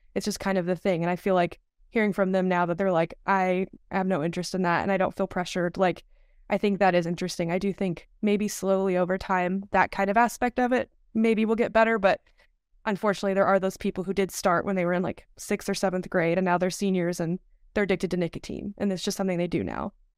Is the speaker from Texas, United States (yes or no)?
yes; Dallas, Texas, United States; moved away; also born or lived in Malibu, California; I'm from the Dallas, Texas area.